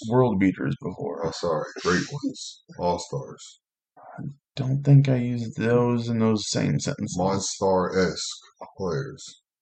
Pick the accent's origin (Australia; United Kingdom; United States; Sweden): United States; Kentucky; Whoa. I'm from Kentucky.